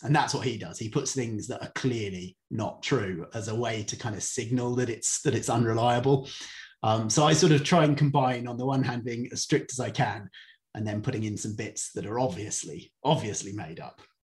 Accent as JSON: {"language": "English", "area": "Cornwall", "region": "South West England", "country": "United Kingdom", "also_born_or_lived": "Indonesia", "moved": "as an adult", "said": "I'm from Cornwall, so I'm a surfer"}